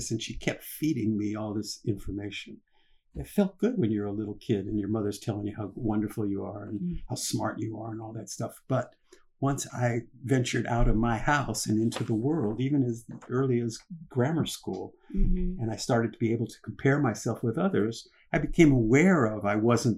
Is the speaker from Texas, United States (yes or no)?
no; Los Angeles, California, United States; I was born right here in Los Angeles